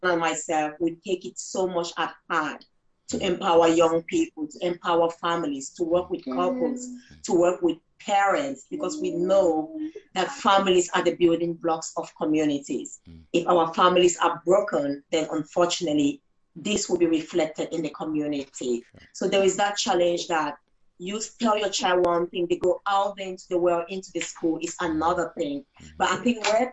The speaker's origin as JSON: {"language": "English", "country": "Cameroon", "tie": "born or raised there", "moved": "as an adult", "lives_now": "United Kingdom", "said": "I grew up in Cameroon, West of Africa"}